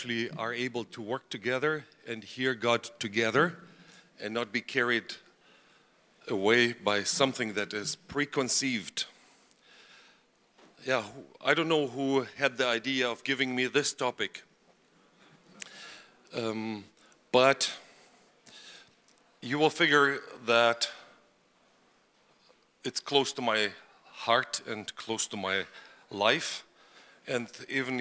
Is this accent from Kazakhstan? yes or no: yes; Karaganda, Karaganda Region, Kazakhstan; moved away; I was born in the Soviet Union, as Ed has said, in an area not fit for human life